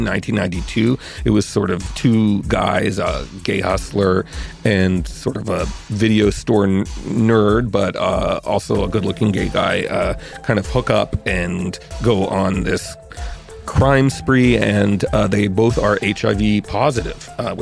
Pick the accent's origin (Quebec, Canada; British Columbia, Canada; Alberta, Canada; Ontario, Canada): Quebec, Canada; Montreal; moved away as an adult; also born or lived in New York; I grew up in Montreal, and I went to McGill